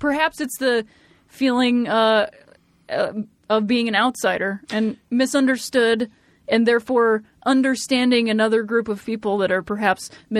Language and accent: English; Ohio, United States; I am from Ohio.